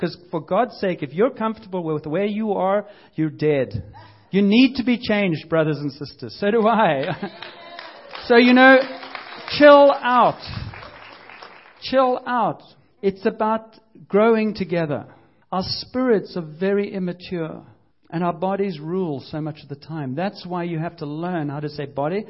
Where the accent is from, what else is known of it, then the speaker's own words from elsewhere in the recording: United Kingdom; I'm British